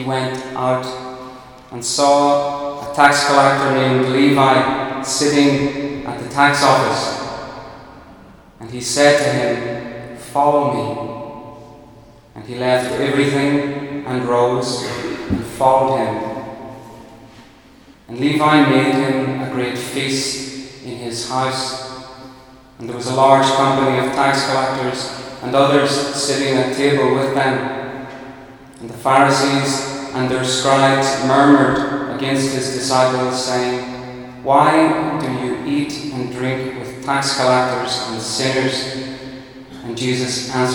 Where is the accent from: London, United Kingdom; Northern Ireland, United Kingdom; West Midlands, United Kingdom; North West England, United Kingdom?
Northern Ireland, United Kingdom; moved away as an adult; now in France; I'm an Irishman. I come from the north of Ireland